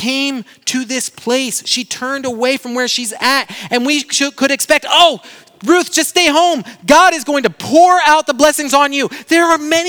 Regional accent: Brazil; now in United States; my hometown in Brazil

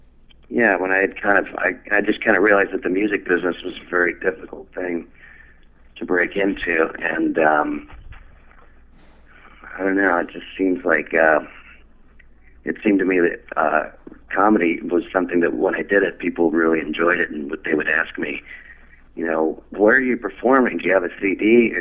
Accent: Los Angeles, California, United States; Yeah, I'm originally from I'm from Los Angeles.

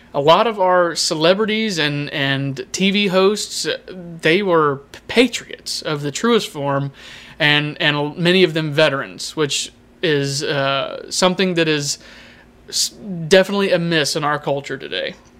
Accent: United States; As, uh, Americans

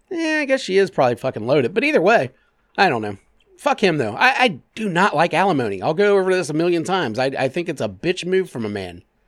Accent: Clermont County, Ohio, United States; I grew up in Claremont County.

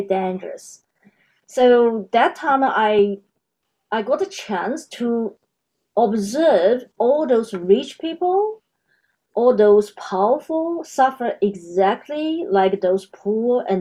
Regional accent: China; moved away as an adult; now in Australia; I was born in China, and now I'm Australia.

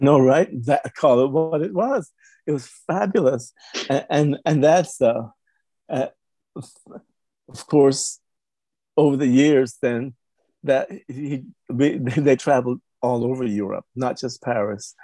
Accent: Cayman Islands; now in Texas, United States; originally I'm from the Cayman Islands, Grand Cayman Island

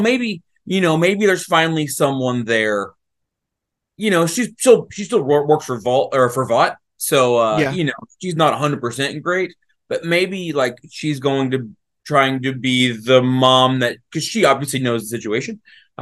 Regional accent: Arkansas, United States; I grew up in Arkansas

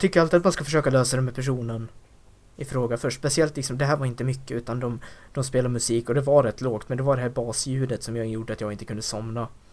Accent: Dalarna County, Sweden; de kompisar som jag umgås med hemma i Dalarna

